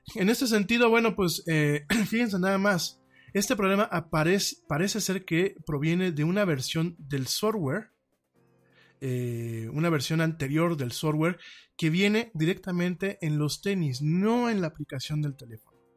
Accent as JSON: {"language": "Spanish", "country": "Mexico", "said": "Como mexicanos"}